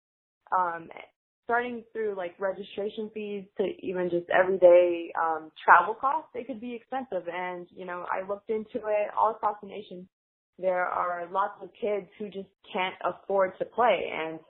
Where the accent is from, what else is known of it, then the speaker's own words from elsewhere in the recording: Greenville, United States; I kind of grew up with that, even though I grew up in here in Greenville.